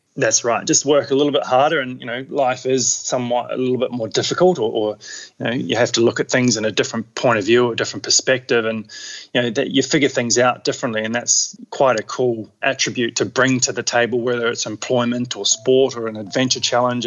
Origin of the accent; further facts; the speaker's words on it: Queenstown, Otago, New Zealand; now in Australia; I grew up in New Zealand in Queenstown, so had um, pretty adventurous upbringing.